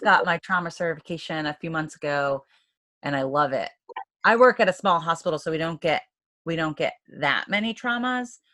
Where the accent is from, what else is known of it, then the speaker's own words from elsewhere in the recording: Maine, United States; in Maine, I'm from Maine